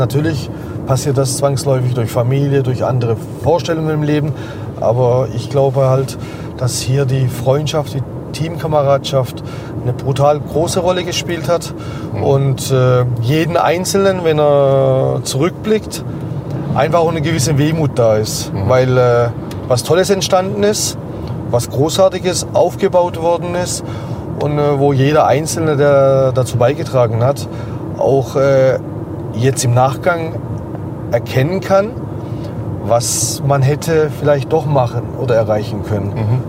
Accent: Baden-Württemberg, Germany; eins, zwei, drei Häuser, wo ich groß geworden bin

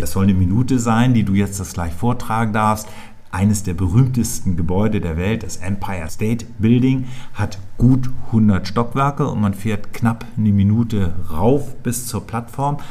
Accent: Schleswig-Holstein, Germany; also born or lived in Hamburg area; now in Berlin, Germany; Ich bin 1959 in Schleswig-Holstein geboren. Das ist meine Heimat.

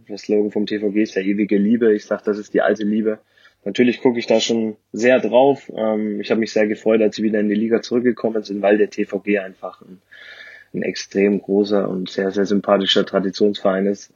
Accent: Ansbach, Bavaria, Germany; Da komme ich her, genau. Gebürtiger Frange

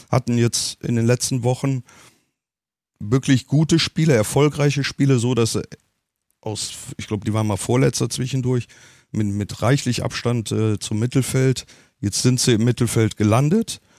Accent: Cologne, North Rhine-Westphalia, Germany; ich das bin Kölsche, ich bin mhm. Kölner und ich, mhm. ich bin von Herzen Kölner.

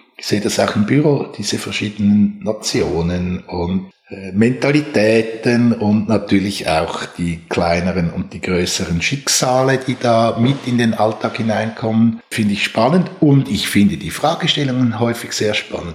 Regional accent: Switzerland; Bin selber in einem Haus aufgewachsen, das mit einer großen architektonischen Ernsthaftigkeit gebaut wurde. Es war das erste Haus von Eduard Neuenschwander, als er nach seinen Jahren bei Alvar Alto in die Schweiz zurückgekommen ist, hat er für meine Eltern sein erstes Haus gebaut

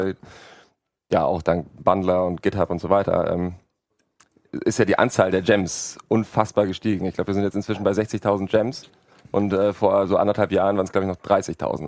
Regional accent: Hamburg, Germany; ich komme ja auch aus Hamburg, da war der Winter besonders lang und kalt

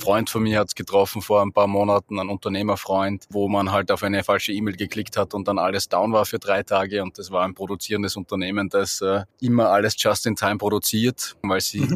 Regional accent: Austria; Bei uns in Österreich wird es ja schon ein bisschen kälter

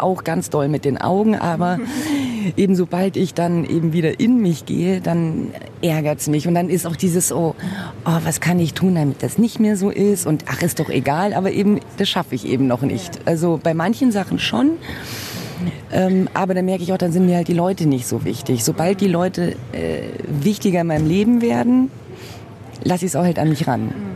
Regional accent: Munich, Bavaria, Germany; ich bin hier in München geboren und wurde auch in Anführungszeichen deutsch, französisch und brasilianisch erzogen

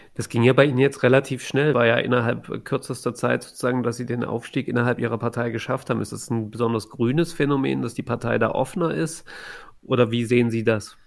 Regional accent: Saxony, Germany; für mich als jemanden, der in Sachsen aufgewachsen ist

